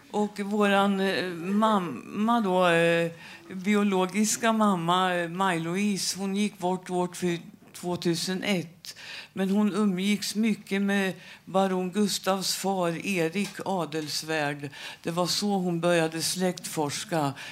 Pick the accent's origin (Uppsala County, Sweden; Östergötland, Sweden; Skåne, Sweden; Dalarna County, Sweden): Östergötland, Sweden; Söderköping; vi blev eh, adopterade till en familj utanför Söderköping. Och, ehm, eh, där vi växte upp som adoptivbarn